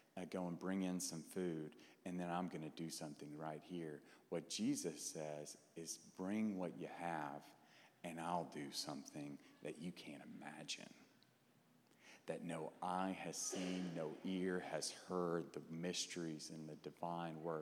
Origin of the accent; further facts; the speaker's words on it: Clarksville, Tennessee, United States; moved away as an adult; also born or lived in Fort Worth, Texas; now in Dallas, United States; I grew up in Clarksville, Tennessee